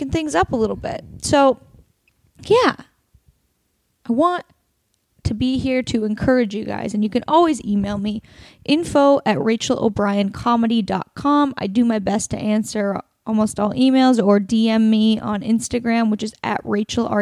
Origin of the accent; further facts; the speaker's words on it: Oregon, United States; moved away; Portland, Oregon, my home state